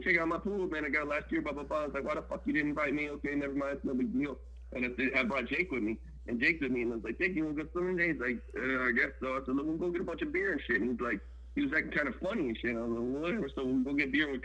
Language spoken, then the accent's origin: English; the South, United States; I'm from the South